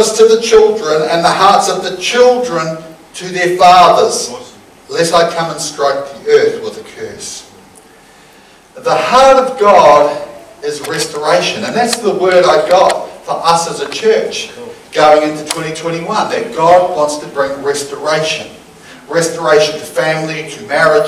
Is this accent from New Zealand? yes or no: yes; New Zealand; growing up in New Zealand